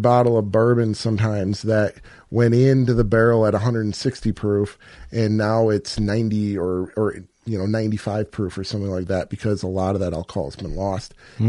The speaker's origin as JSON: {"language": "English", "town": "Minocqua", "region": "Wisconsin", "country": "United States", "tie": "born or raised there", "also_born_or_lived": "southern Illinois", "moved": "as an adult", "said": "I'm originally from Minocqua, Wisconsin, northern Wisconsin. Grew up hunting big woods public land up there"}